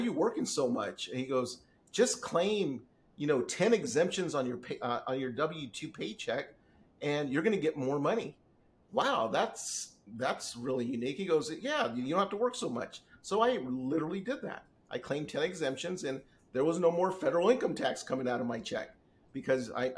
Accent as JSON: {"language": "English", "region": "Southern California", "country": "United States", "tie": "born or raised there", "also_born_or_lived": "San Diego / Inland Empire", "said": "I've lived out here in Southern California all my life. I was literally born in San Diego"}